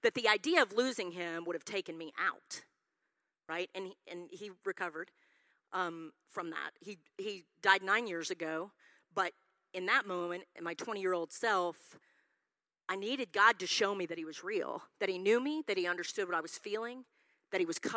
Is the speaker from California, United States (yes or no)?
no; Yukon, Oklahoma, United States; I grew up in Yukon, Oklahoma.